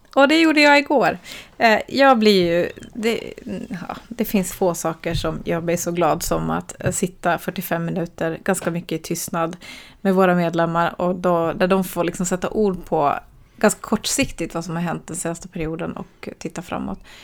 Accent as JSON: {"language": "Swedish", "country": "Sweden", "also_born_or_lived": "Helsinki, Finland / Switzerland", "moved": "as an adult", "said": "jag pratar ju finska med min mamma här i Sverige så jag kan ju finska"}